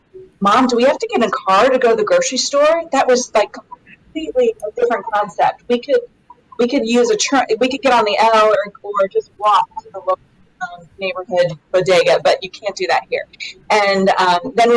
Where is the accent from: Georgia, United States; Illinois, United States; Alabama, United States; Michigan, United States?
Illinois, United States; Paris; moved away as an adult; also born or lived in Chicago, Illinois; now in Birmingham, United States; grew up there in a very small town, Paris, Illinois, population 9,000